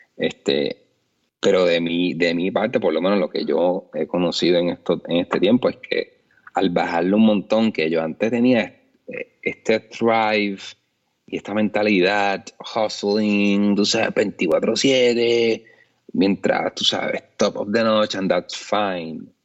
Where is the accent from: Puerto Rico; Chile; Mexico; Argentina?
Puerto Rico; como puertorriqueños